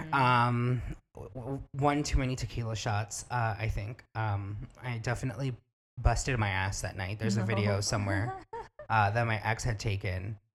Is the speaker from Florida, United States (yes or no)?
yes; Miami, Florida, United States; accent: Miami; now in Los Angeles, United States; We're both from Miami